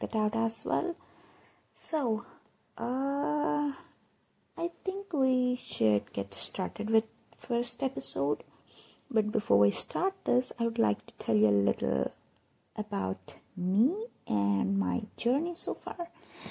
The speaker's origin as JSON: {"language": "English", "town": "Hyderabad", "region": "Telangana", "country": "India", "said": "I'm from Hyderabad"}